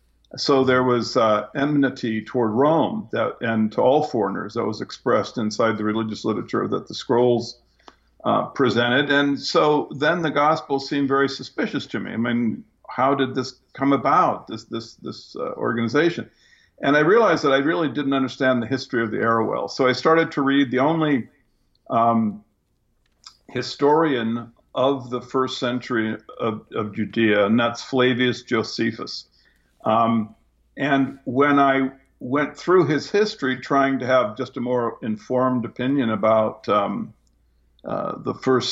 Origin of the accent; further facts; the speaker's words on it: Japan; I grew up in Japan. My family was one of the first non-military families in the country after the war.